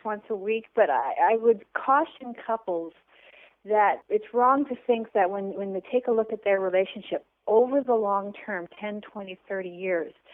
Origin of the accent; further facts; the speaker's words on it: Canada; also born or lived in San Francisco; I am from Canada. I'm Canadian.